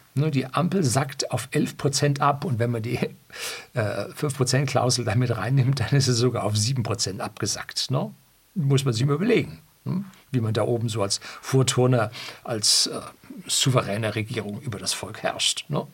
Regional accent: Bavaria, Germany; also born or lived in Seeshaupt; In Bayern sind wir die einstellige SPD schon lange äh, gewöhnt

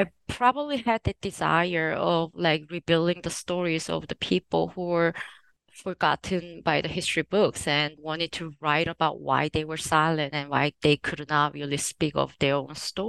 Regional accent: Jeju Island, South Korea; moved away as an adult; also born or lived in United States; So I'm from Jeju Island. I was born and raised until like my secondary education in Jeju Island.

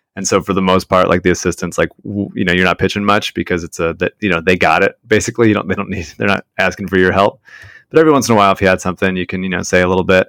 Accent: Philadelphia, Pennsylvania, United States; we are from Philadelphia

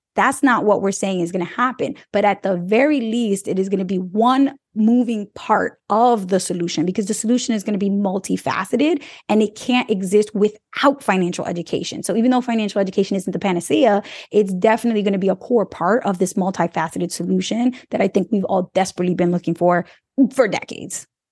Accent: New York City, New York, United States; I grew up in New York City where I didn't need to learn about agriculture

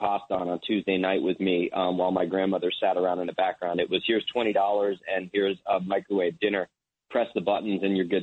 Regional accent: New Jersey, United States; also born or lived in Maine; I'm from New Jersey.

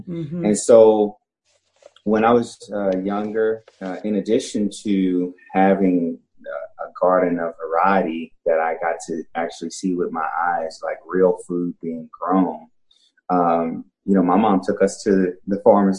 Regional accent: Dallas, Texas, United States; Dallas. Yeah.

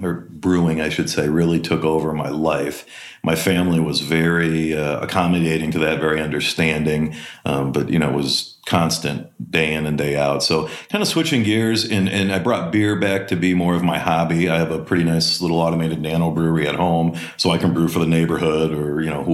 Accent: Green Bay, Wisconsin, United States; moved away; also born or lived in Milwaukee, Wisconsin; I grew up in Wisconsin. I was born just outside of Milwaukee and then moved to Green Bay in the second grade. Did most of my schooling in Green Bay

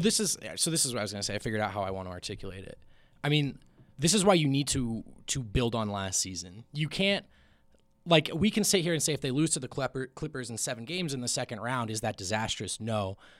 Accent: New Jersey, United States; moved away; also born or lived in Los Angeles; I grew up in Jersey. I lived in L

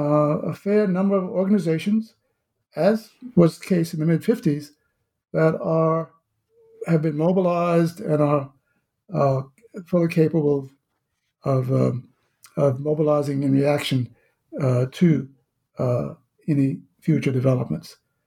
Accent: the South, United States; certainly my own experience growing up in the South in the mid-1950s

